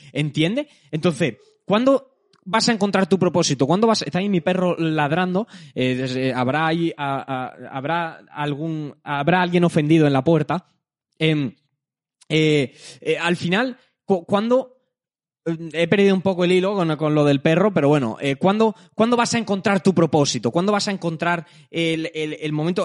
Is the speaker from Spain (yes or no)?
yes; Jaén, Andalusia, Spain; soy de Jaén. Eh, no vengo de Madrid, no vengo de un entorno tal, vivo en Jaén